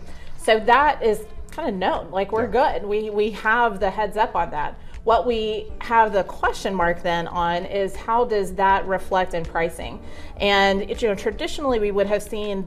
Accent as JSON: {"language": "English", "town": "Arlington", "region": "Texas", "country": "United States", "tie": "born or raised there", "said": "Arlington is home. So I was born in Arlington Memorial and really haven't left"}